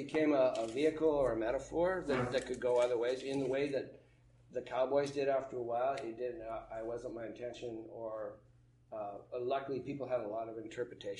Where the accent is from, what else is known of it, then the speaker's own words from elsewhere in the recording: Montana, United States; growing up in Montana